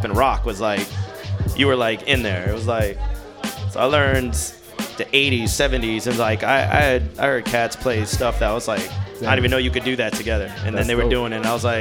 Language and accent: English; Long Island, New York, United States; moved away as an adult; also born or lived in Orlando, Florida / Miami, Florida; I was born in Long Island, New York. Moved to Orlando after high school